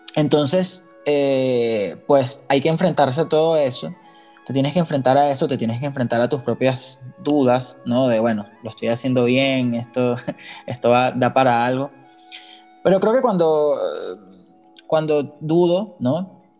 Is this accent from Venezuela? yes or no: yes; Caracas, Capital District, Venezuela; moved away as an adult; now in Mexico; Yo vengo de Venezuela, de Caracas.